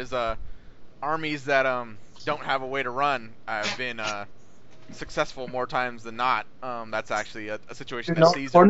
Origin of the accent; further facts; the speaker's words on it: United States; As an American